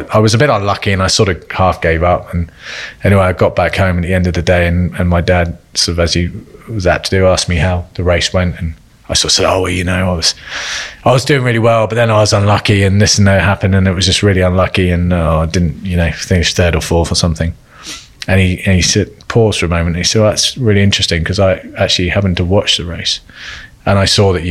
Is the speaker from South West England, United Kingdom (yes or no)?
yes; Cornwall, South West England, United Kingdom; I grew up in Cornwall